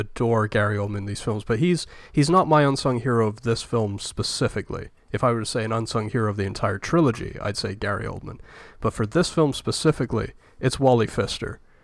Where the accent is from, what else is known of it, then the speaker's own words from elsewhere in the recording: United Kingdom; as a British person, not really, like, growing up with Michael Caine movies